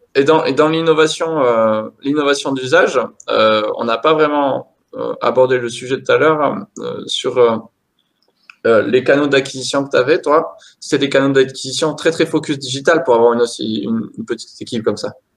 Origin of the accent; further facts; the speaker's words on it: the South-West, south-west France, France; chez nous dans le Sud-Ouest